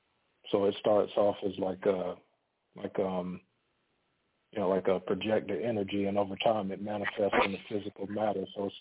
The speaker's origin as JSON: {"language": "English", "region": "Florida", "country": "United States", "moved": "as an adult", "lives_now": "Las Vegas, United States", "said": "I'm out of Las Vegas, Nevada, but I'm originally from Florida. I'm out here because I'm in the military. I'm a reservist in the military, and this is where my unit is at."}